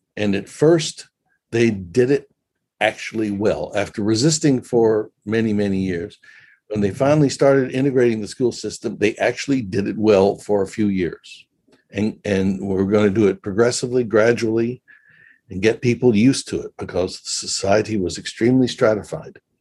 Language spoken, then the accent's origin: English; Memphis, Tennessee, United States; moved away as an adult; also born or lived in New Zealand / Israel; Memphis, Tennessee, which is my hometown